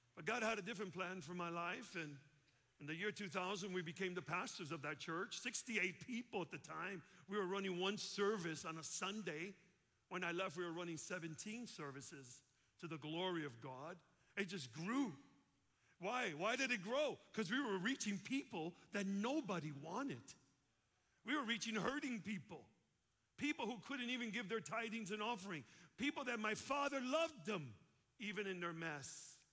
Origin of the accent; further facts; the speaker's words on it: Chicago, Illinois, United States; I'm from Chicago